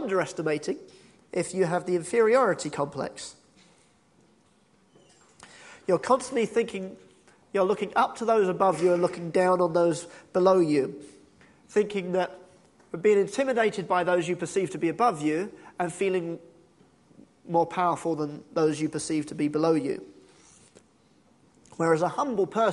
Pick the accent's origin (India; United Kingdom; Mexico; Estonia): United Kingdom; we're British and we're very humble